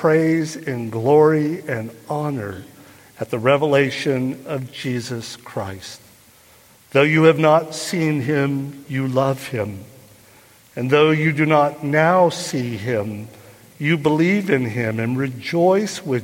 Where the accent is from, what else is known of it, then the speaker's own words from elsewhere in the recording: Burlingame, California, United States; I grew up here in the Bay Area on the peninsula in Burlingame, was my hometown